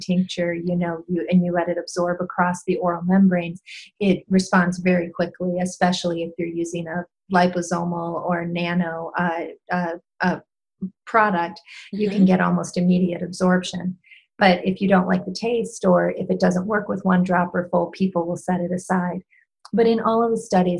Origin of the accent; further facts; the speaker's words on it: Michigan, United States; moved away; I spend some time in Michigan. That's my home state